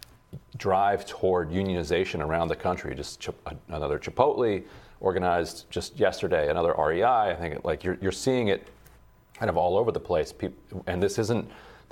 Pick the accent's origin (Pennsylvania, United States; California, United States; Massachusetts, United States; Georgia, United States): Pennsylvania, United States; Allentown; I was born in Allentown